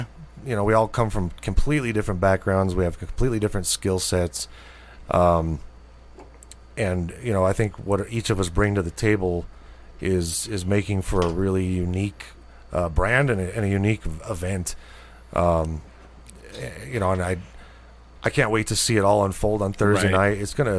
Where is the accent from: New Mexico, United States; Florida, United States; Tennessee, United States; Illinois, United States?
New Mexico, United States; Albuquerque; I'm born and raised in Albuquerque. I've never really lived more than 50 miles from here my whole life.